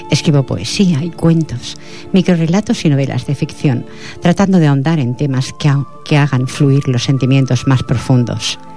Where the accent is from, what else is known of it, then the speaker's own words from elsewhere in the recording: Badalona, Catalonia, Spain; born there; Nací en Badalona, Barcelona, el 7 de febrero de 1967.